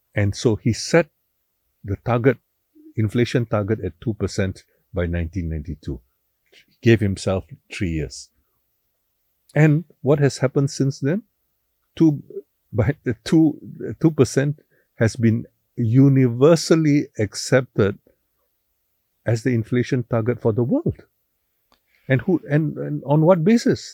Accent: George Town, Penang, Malaysia; I thoroughly enjoyed growing up in Penang

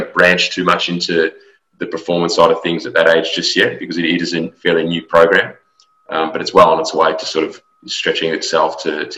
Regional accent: Australia; moved away as an adult; also born or lived in Melbourne; now in Houston, United States; I'm an Australian native. I've come to America to work for Houston Dynamo in the last year or so.

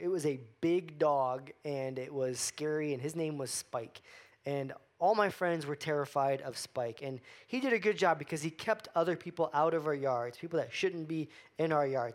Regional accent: Florida, United States; I grew up in Florida

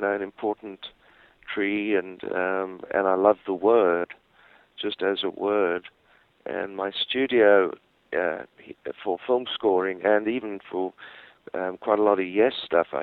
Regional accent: Johannesburg, Gauteng, South Africa; I was born in Johannesburg

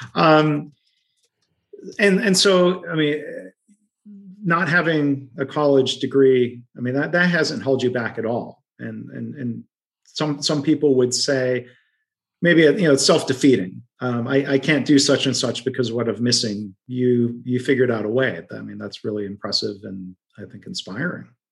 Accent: Midwest, United States; accent: Midwesterny; my Midwesterny roots accent

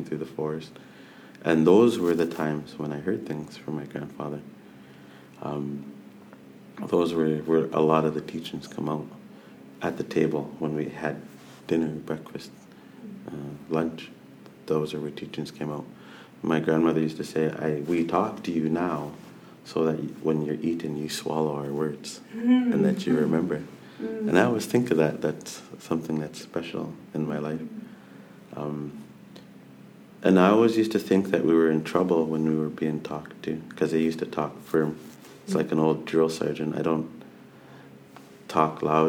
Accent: Nanaimo, British Columbia, Canada; I'm from Snanemo

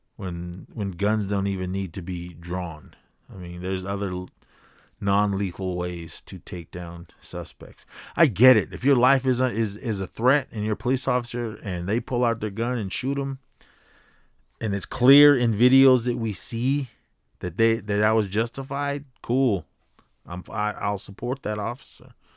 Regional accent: Oakland, California, United States; growing up in Oakland

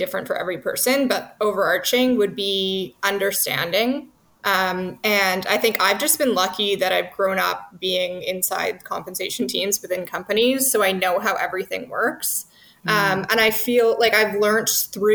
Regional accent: Vancouver, British Columbia, Canada; moved away as an adult; also born or lived in Toronto; I'm from Vancouver

